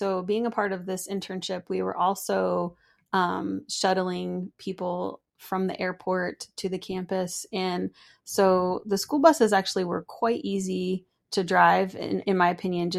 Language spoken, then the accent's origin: English; Pennsylvania, United States; also born or lived in Michigan / North Carolina; So I'm from the East Coast. I was born up in Michigan and then raised in Pennsylvania and North Carolina.